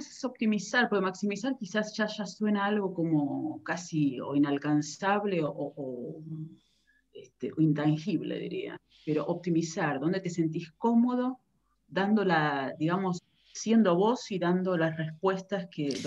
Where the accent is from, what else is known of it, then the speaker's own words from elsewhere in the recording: Buenos Aires, Argentina; now in Netherlands; yo ya estoy viviendo aquí en, Holanda hace casi 20 años, y mi recorrido empezó en Argentina, soy de Buenos Aires